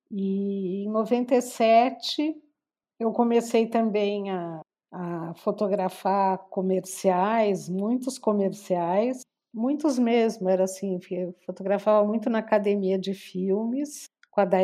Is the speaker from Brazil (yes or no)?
yes; Brazil; eu sou muito brasileira. Eu tenho absoluta certeza que, que o Brasil é o lugar que eu gosto de morar, de ficar.